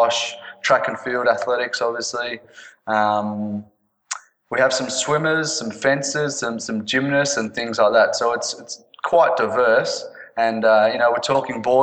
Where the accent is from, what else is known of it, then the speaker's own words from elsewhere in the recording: Melbourne, Victoria, Australia; I'm from Australia, from Melbourne